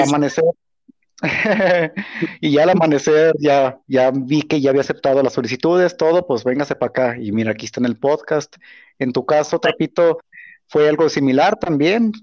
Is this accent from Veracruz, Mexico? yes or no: no; Guanajuato, Mexico; yo soy de Guanajuato